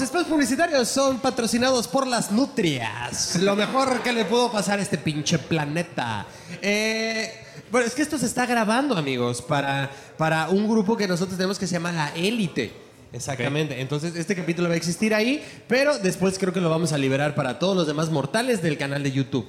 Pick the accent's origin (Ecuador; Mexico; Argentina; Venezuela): Mexico; Puebla; moved away; Soy de Puebla